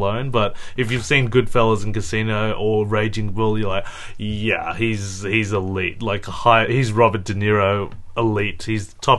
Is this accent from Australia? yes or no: yes; Australia; I'm Australian as well